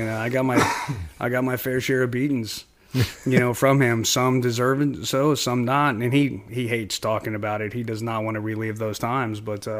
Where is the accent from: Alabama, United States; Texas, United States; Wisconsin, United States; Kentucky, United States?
Kentucky, United States; Well, so I was born in Northern Kentucky in Boone County, you know, kind of in the Ohio River Valley. That's where I grew up, and blue collar family.